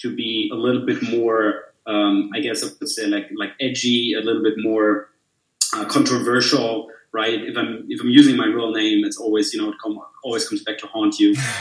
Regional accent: Bavaria, Germany; also born or lived in Munich; I'm from Germany, live in Munich, so Bavarian through and through.

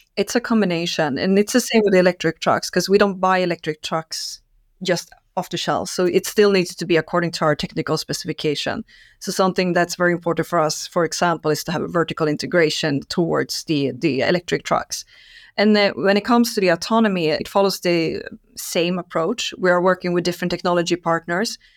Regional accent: Stockholm, Stockholm County, Sweden; I'm Swede, uh, born and raised in Stockholm.

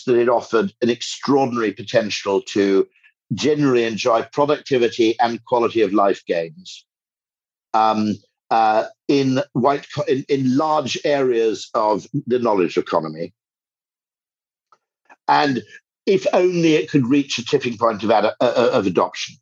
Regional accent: United Kingdom; as a Brit

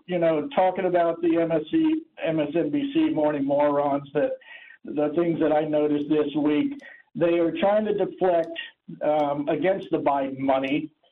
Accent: Florida, United States; as a born and raised Floridian

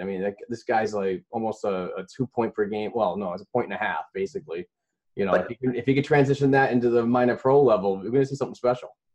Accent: United States; as an American

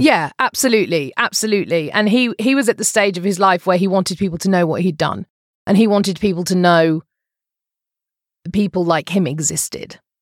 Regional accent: United Kingdom; moved away as an adult; now in Phoenix, United States; I'm a British person

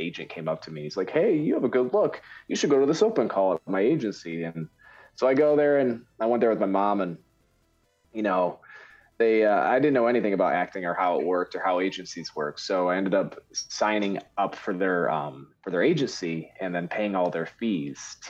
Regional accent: Michigan, United States; I'm from Michigan

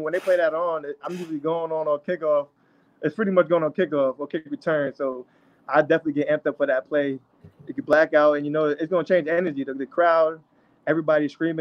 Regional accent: Elmont, New York, United States; moved away; also born or lived in Pittsburgh; I grew up in Elmont, New York and Long Island

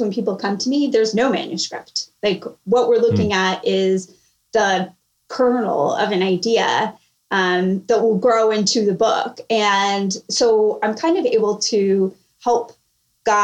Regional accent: California, United States; moved away as an adult; now in Charleston, United States; I'm originally from California. I live in Charleston now for work

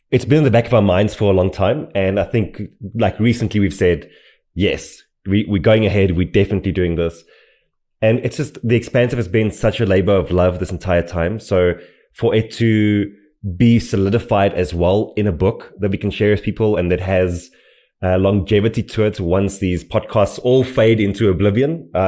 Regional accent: Edenvale, Gauteng, South Africa; I'm from Edenvale.

